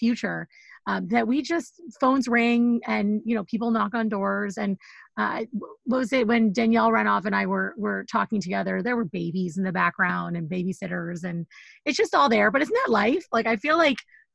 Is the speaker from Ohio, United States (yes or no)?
no; Seattle, Washington, United States; now in New York, United States; I'm a girl from Seattle for the rest of my life, even though I live in New York